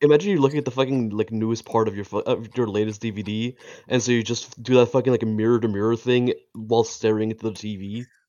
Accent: Israel; moved away; I'm from Israel.

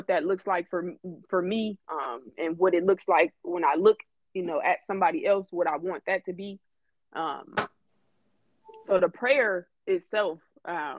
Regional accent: Detroit, Michigan, United States; moved away as an adult; now in Phoenix, United States; From Detroit by way of Phoenix

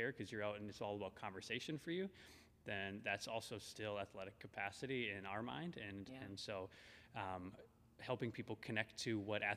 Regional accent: Minneapolis, Minnesota, United States; I'm from Minnesota, Minneapolis originally

